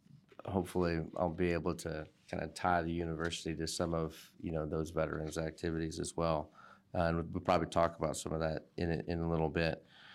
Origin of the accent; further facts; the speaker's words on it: Kentwood, Michigan, United States; I was born near Grand Rapids in Kentwood on the west side of Michigan. I'm also a member of the Matchy Benachewish Band of Potawatomi Indians, also known as the Gun Lake Tribe.